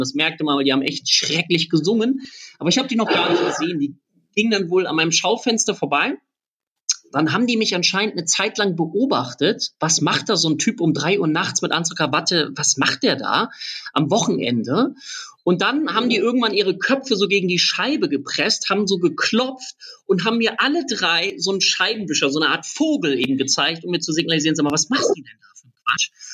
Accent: Lübeck, Schleswig-Holstein, Germany; ich komme aus Lübeck

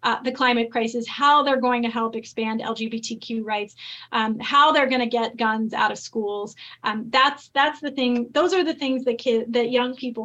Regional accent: California, United States; I grew up in California

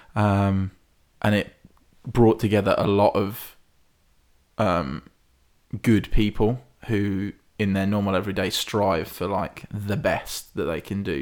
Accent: Hinckley, East Midlands, United Kingdom; I'm from Hinckley

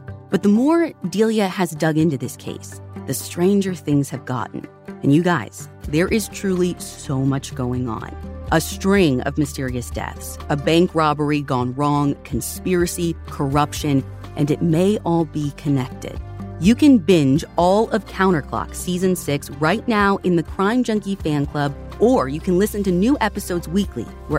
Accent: Indiana, United States; growing up in Indiana

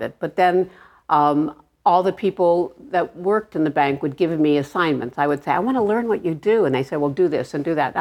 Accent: Los Angeles, California, United States; I grew up in Arleta, California.

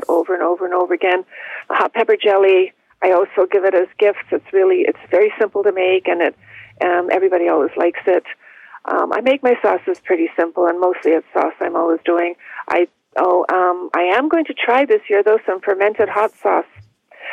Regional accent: Toronto, Ontario, Canada; where I grew up in Toronto

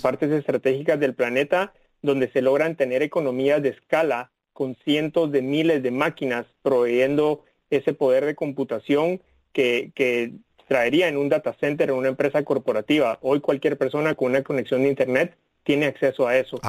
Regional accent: Guatemala City, Guatemala Department, Guatemala; moved away as an adult; now in Washington, United States; yo nací en, la, en, Ciudad de Guatemala, en Centroamérica, y tuve la oportunidad de estudiar, crecer ahí

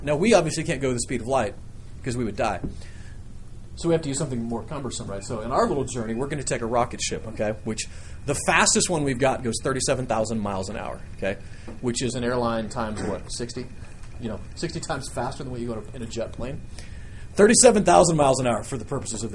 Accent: Nebraska, United States; I grew up in Nebraska where we didn't have much but, you know, a couple of cows.

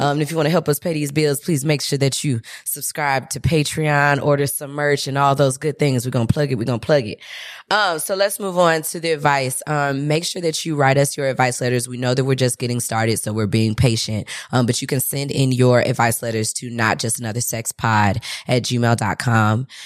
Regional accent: St. Louis, Missouri, United States; moved away; I'm from Saint Louis

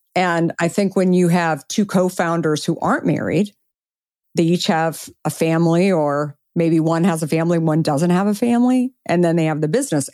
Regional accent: Arizona, United States; I grew up in Arizona

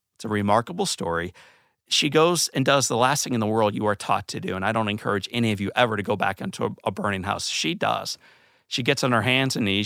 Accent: St. Louis, Missouri, United States; When I was a kid, I grew up in Saint Louis, Missouri

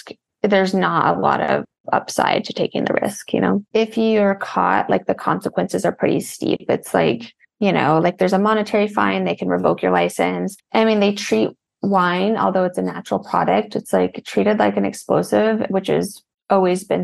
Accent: Wyoming, United States; now in Las Vegas, United States; I grew up in Wyoming

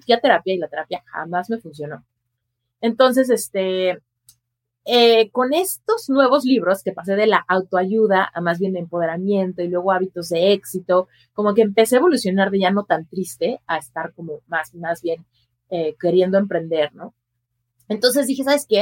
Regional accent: Mexico City, Mexico; moved away as an adult; now in Las Vegas, United States; yo soy mexicana, nací en la Ciudad de México y ahí crecí

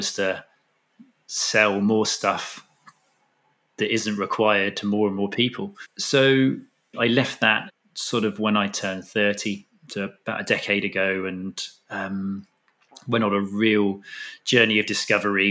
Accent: Totnes, South West England, United Kingdom; moved away as an adult; also born or lived in Australia; as a child to spend my time growing up in Dartmoor, down in Devon.

